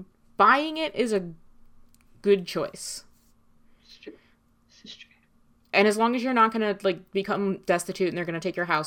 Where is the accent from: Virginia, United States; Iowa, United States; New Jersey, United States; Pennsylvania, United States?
New Jersey, United States; Well, I'm from North Jersey.